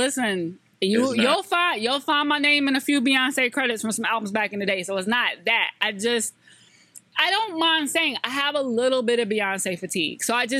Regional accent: the South, United States; I love this show because I'm from the South.

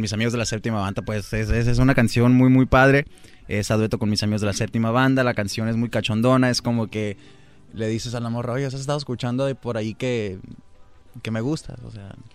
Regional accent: Tucson, Arizona, United States; de allá de donde soy yo, Tucson, Arizona

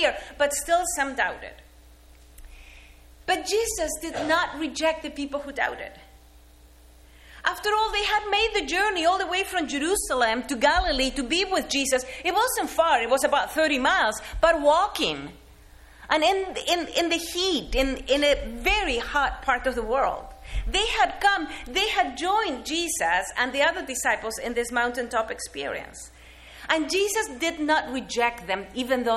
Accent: Argentina; moved away; as a kid growing up in Argentina

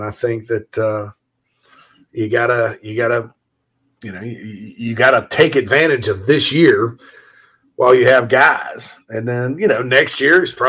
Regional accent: Spartanburg, South Carolina, United States; my hometown of Spartanburg, Daniel Morgan Avenue.

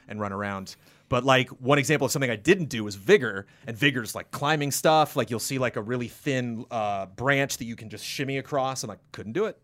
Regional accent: United States; being an American

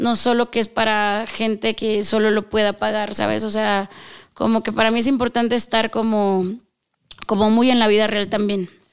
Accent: northern Mexico, Mexico; moved away as an adult; now in Mexico City, Mexico; Soy norteña

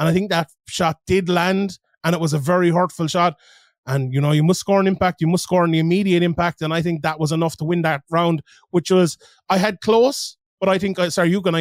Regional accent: Limerick, Munster, Ireland; I'm from Limerick

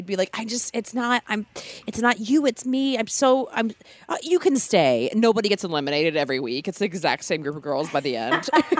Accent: Maryland, United States; now in Los Angeles, United States; compared to growing up in Maryland, I'm technically Beverly Hills adjacent now, too.

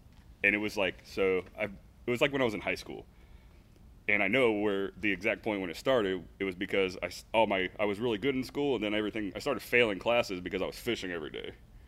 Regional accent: Zephyrhills, Florida, United States; I was born in Zephyr Hills, and honestly, we were a pretty big outdoor family growing up

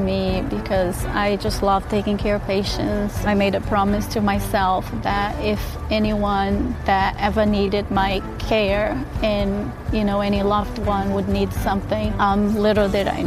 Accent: Brazil; also born or lived in Lebanon, New Hampshire; now in New Hampshire, United States; I was born in Brazil.

